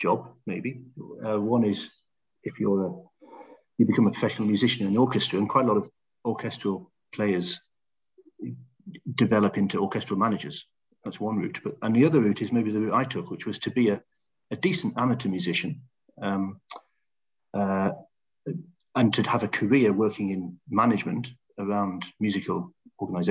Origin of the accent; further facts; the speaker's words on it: Stanley, North East England, United Kingdom; also born or lived in Middlesbrough; I was born in Middlesbrough, and I grew up in a small town in northeast of England called Stanley